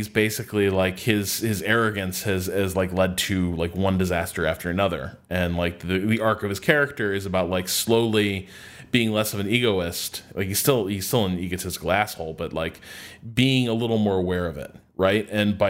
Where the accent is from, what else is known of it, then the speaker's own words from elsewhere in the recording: Brooklyn, New York, United States; Other people, but trust me, I'm really good. I'm from Brooklyn.